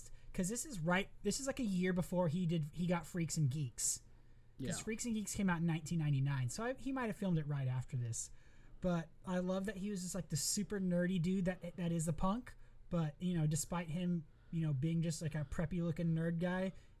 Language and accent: English; California, United States; moved away; also born or lived in Midwest; I was from California